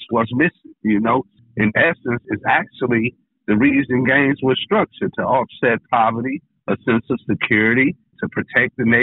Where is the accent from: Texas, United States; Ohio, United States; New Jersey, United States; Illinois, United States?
Illinois, United States; Chicago; now in Detroit, United States; I come from Chicago. I brought structured gangism to the Floyd 205 zip code in 1989. It was a beautiful suburb.